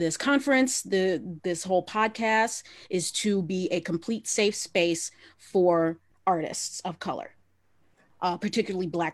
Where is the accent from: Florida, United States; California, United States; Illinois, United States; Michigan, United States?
Michigan, United States; Southeast; I'm only a Southeast girl